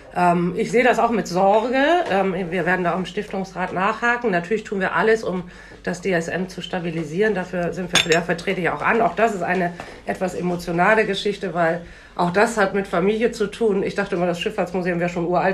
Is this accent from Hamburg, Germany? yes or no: no; Bremen, Germany; moved away as an adult; also born or lived in Munich; ich bin in Bremen geboren und zur Schule gegangen, habe mal zehn Jahre in Süddeutschland eine Auszeit genommen